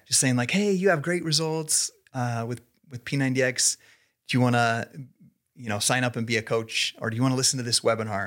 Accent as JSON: {"language": "English", "town": "Idaho Falls", "region": "Idaho", "country": "United States", "tie": "born or raised there", "also_born_or_lived": "Salt Lake City", "moved": "as an adult", "said": "I was born and raised here in Idaho Falls"}